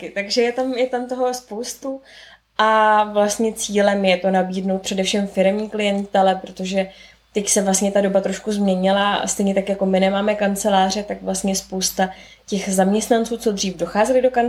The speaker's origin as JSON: {"language": "Czech", "region": "Prague", "country": "Czechia", "said": "z Prahy."}